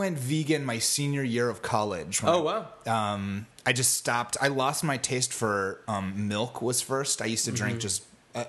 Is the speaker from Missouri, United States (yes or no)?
yes; the Ozarks, Southwest Missouri, United States; I grew up in Southwest Missouri, like the Ozarks.